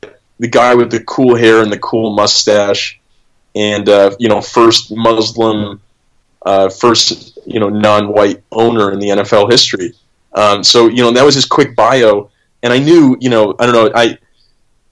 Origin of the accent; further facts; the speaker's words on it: Midwest, United States; I grew up in the Midwest in the United States